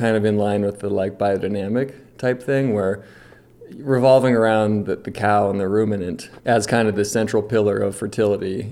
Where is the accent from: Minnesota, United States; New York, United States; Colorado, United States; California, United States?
California, United States; Nevada County; I'm 37, born and raised in Nevada County